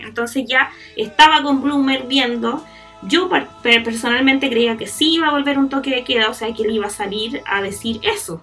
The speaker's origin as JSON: {"language": "Spanish", "country": "Chile", "said": "nosotros como chilenos"}